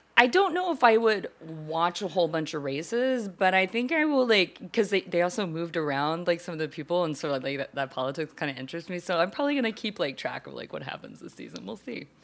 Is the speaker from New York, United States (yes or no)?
no; Texas, United States; growing up in Texas, in the church